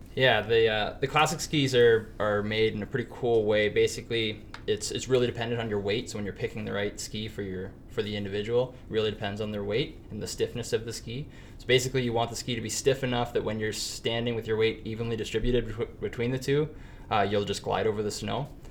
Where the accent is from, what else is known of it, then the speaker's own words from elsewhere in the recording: Penetanguishene, Ontario, Canada; now in North Bay, Canada; I grew up in Penetang, Ontario, southern Ontario, on Georgian Bay